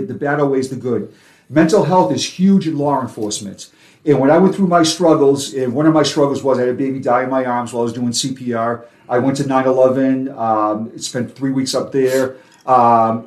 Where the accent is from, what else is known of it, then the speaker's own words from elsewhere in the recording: Quincy, Massachusetts, United States; accent: Boston; now in Florida, United States; my hometown of Quincy, Massachusetts